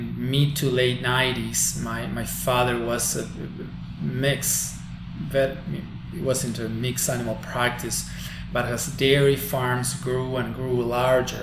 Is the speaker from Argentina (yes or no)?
yes; Balnearia, Córdoba, Argentina; moved away as an adult; now in New York, United States; I'm from a very small town in a rural area of Argentina, a small town called Balnearia, in the province of Córdoba